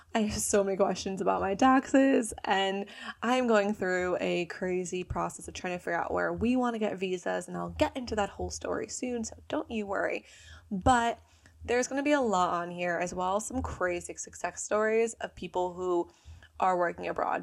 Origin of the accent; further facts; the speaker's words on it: New Jersey, United States; accent: American; moved away as an adult; also born or lived in Bali; I'm from New Jersey. I'm forty-five minutes outside New York City